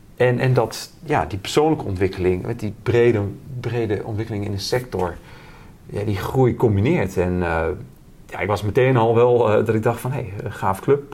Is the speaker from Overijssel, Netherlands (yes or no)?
yes; Twente, Overijssel, Netherlands; ik ben een Twentenaar